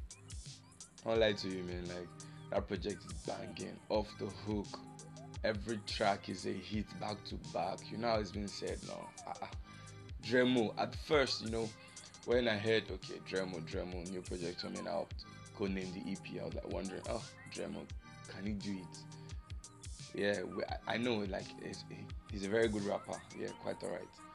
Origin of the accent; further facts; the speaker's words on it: Nigeria; accent: Nigerian; I know from my accent, you all know already that I'm a Nigerian